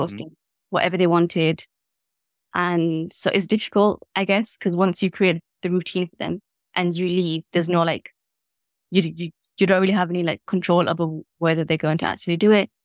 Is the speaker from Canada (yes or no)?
no; Leeds, Yorkshire and the Humber, United Kingdom; growing up in Leeds, you feel like it's, like, small